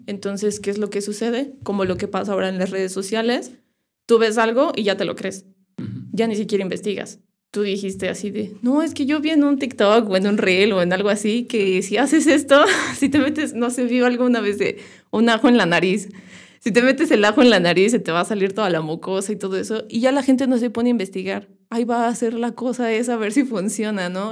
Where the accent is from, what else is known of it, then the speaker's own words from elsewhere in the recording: Irapuato, Guanajuato, Mexico; Nací en Irapuato. Este, mis papás son de San Luis. Mucho tiempo antes migraron a Irapuato, como unos 20 años. Y yo crecí ahí.